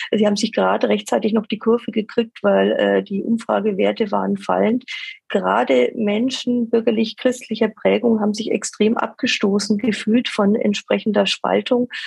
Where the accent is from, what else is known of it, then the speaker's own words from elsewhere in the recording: Nuremberg, Bavaria, Germany; Und für mich als Nürnbergerin ist die Sache natürlich ganz klar.